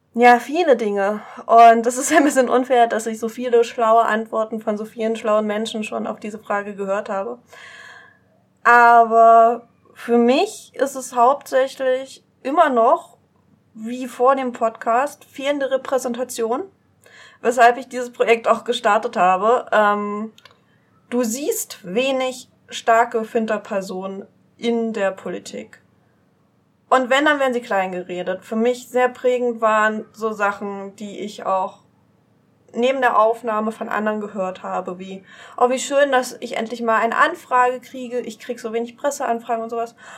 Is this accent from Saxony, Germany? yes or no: yes; East Saxony, Germany; Ich komme aus Ostsachsen, noch östlicher als Dresden